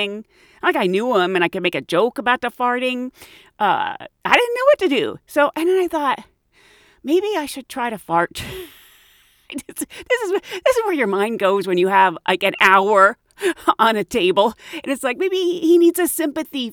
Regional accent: United Kingdom; I'm British

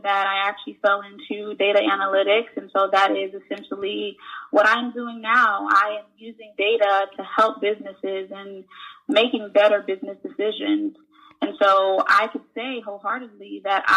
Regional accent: St. Louis, Missouri, United States; moved away as an adult; also born or lived in Haiti; now in Florida, United States; born in St. Louis, raised in St. Louis, Missouri.

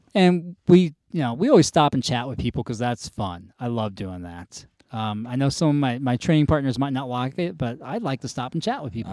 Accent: North Carolina, United States; moved away as an adult; I grew up kind of in North Carolina

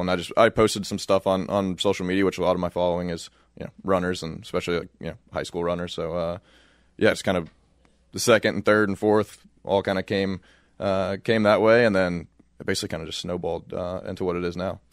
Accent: Louisville, Kentucky, United States; moved away as an adult; now in Flagstaff, United States; I grew up in Louisville, Kentucky

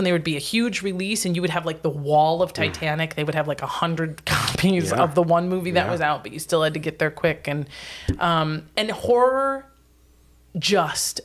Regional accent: Wisconsin Rapids, Wisconsin, United States; we never had a Blockbuster in my hometown. It was too small. Wisconsin Rapids, Wisconsin, middle of nowhere

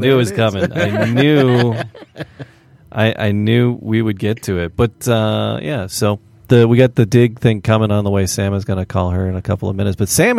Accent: France; English is a second language; We are from France.

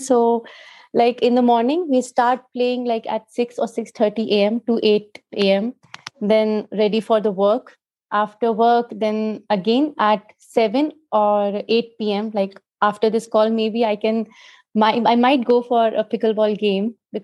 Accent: Jaipur, Rajasthan, India; Jaipur, that is my hometown.

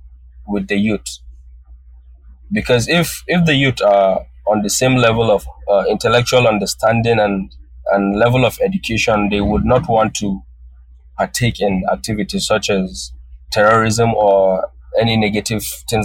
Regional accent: Northern Nigeria, Nigeria; first language Hausa; English is a second language; now in Malaysia; My mother tongue is Hausa, which is the language of northern Nigeria.

